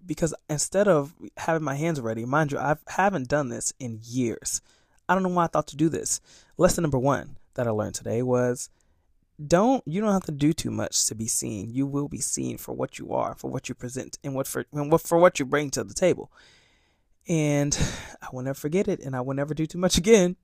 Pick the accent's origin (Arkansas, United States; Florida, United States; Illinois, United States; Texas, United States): Florida, United States; Sarasota; moved away as an adult; now in New York City, United States; I'm from Florida